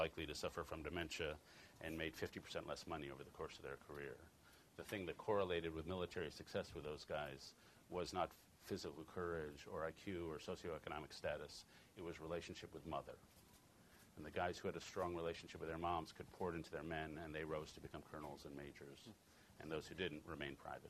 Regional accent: Chicago, Illinois, United States; I'm from Chicago

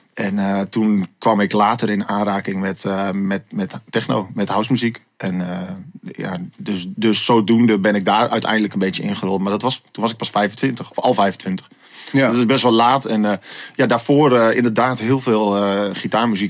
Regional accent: Assen, Drenthe, Netherlands; ik ben opgegroeid in Assen.

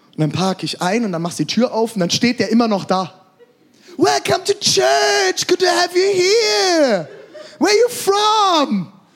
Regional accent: Germany; Ich komme aus Deutschland

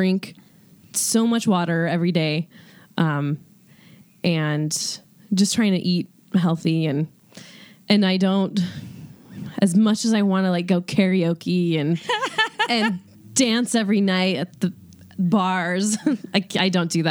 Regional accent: Glasgow, Montana, United States; I'm from Glasgow, Montana.

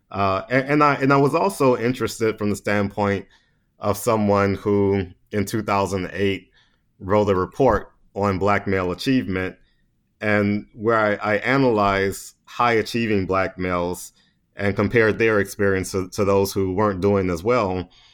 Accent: Baton Rouge, Louisiana, United States; moved away as an adult; now in Washington, D.C., United States; I'm just a little country boy from Baton Rouge, Louisiana. so uh, I grew up there

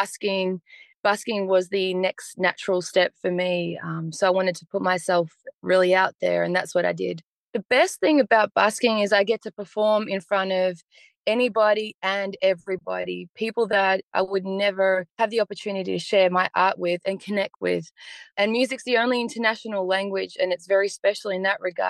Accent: Melbourne, Victoria, Australia; also born or lived in Bosnia; I'm a local artist from Melbourne. I was born in Bosnia and migrated here with my family in 92.

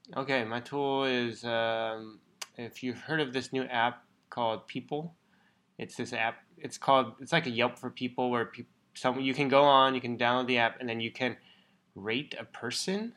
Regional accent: Bay Area, California, United States; moved away as an adult; we grew up in the Bay Area, so we've known it for a long time

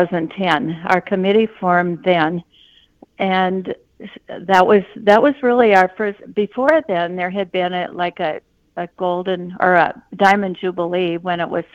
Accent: Gully, Minnesota, United States; moved away; I'm originally from Gully, but I don't live there right now.

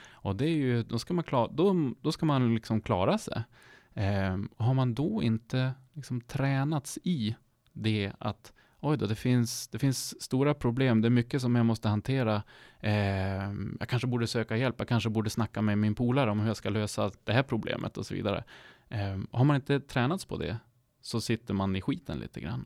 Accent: Sámi, Sápmi, Sweden; jag är ju själv same, men jag är också svensk.

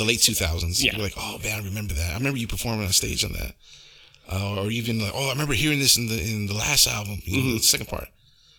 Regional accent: Brooklyn, New York, United States

